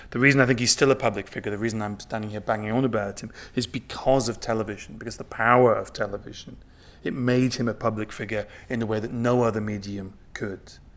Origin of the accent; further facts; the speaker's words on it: Newcastle upon Tyne, North East England, United Kingdom; I grew up in Newcastle upon Tyne, not very far um, south of the border from here